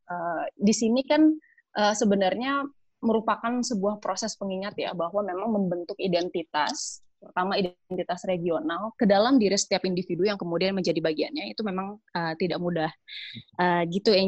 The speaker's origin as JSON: {"language": "Indonesian", "region": "West Java", "country": "Indonesia", "said": "identitas saya sebagai orang Sunda misalnya itu lebih dekat dibandingkan misalnya sebagai orang Indonesia"}